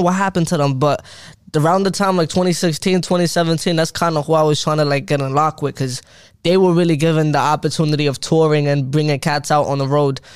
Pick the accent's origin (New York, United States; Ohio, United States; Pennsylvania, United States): New York, United States; New York City; I'm from Brooklyn, Crown Heights